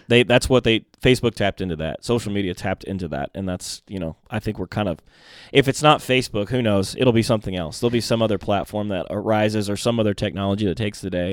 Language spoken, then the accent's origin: English; Mount Vernon, Indiana, United States; born or raised there; also born or lived in Groton, Connecticut